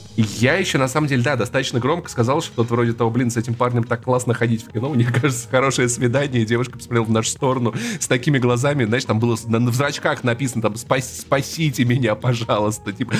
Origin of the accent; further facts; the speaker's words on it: Russia; Мы выросли в России